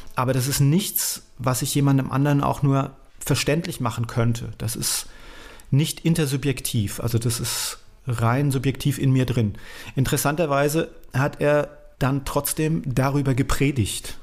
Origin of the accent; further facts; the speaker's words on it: Nierstein, Rhineland-Palatinate, Germany; also born or lived in Essen; Dann habe ich mich entschieden, dass ich nach Rheinhessen gehöre